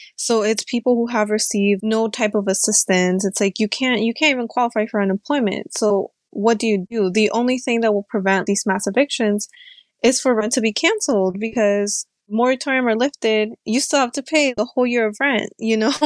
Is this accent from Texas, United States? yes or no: no; Alexandria, Virginia, United States; also born or lived in Peru; I'm a longtime resident of Alexandria City. I immigrated here from Peru when I was about six years old with my family